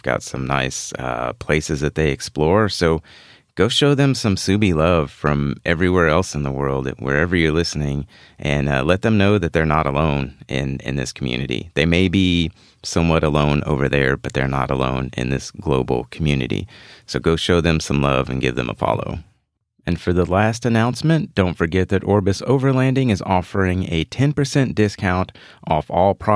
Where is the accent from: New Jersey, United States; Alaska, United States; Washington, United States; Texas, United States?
Texas, United States; Houston; my hometown of Houston, Texas